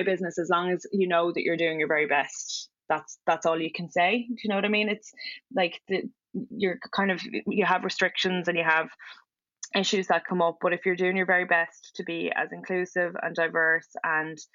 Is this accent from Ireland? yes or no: yes; Ireland; being white and being Irish